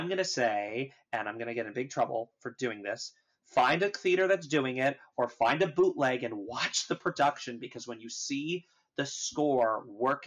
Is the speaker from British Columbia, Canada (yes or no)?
yes; Vancouver, British Columbia, Canada; moved away as an adult; also born or lived in New York; I grew up in Vancouver, Canada